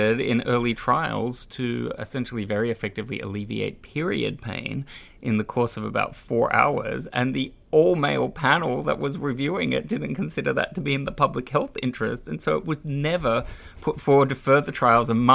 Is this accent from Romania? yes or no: no; Australia; now in Brussels, Belgium; I grew up in Australia